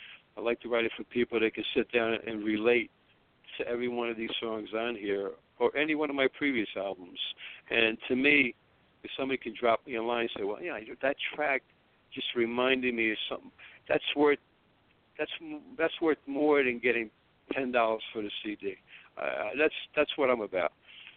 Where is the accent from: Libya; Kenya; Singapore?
Libya; Tripoli, Tripoli District; English is a second language; I was born in North Africa, but to Italian parents. I'm from